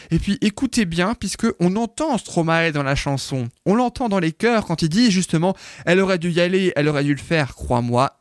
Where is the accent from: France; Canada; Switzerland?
France; chez nous en France